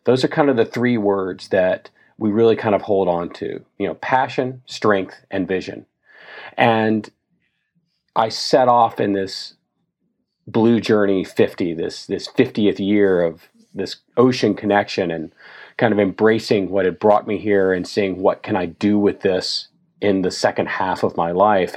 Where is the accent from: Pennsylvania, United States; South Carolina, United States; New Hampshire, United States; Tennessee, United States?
Tennessee, United States; I grew up in Tennessee, not on a beach somewhere, but on the Mississippi River